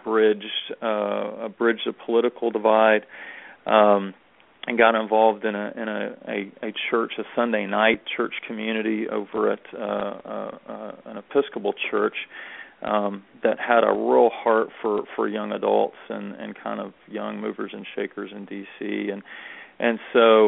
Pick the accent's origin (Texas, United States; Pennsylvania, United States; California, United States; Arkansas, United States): Texas, United States; north of Houston; Grew up north of Houston, Texas, and was raised in church